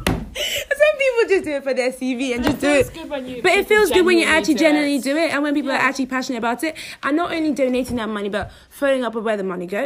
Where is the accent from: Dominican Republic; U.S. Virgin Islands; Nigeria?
Nigeria; also born or lived in New York; now in London, United Kingdom; I'm from Nigeria, but I school in London.